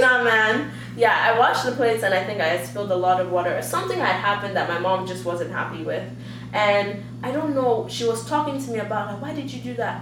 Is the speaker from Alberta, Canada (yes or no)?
yes; Calgary, Alberta, Canada; also born or lived in Nigeria / United States; now in Vancouver, Canada; when I grew up in Calgary